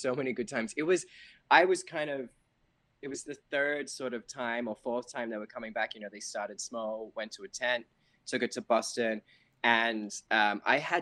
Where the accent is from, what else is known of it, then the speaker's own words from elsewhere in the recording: Australia; moved away; being Australian